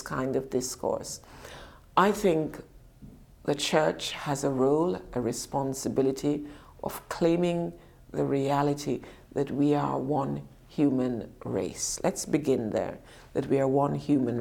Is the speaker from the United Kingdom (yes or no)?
yes; United Kingdom; also born or lived in Jamaica; we as British people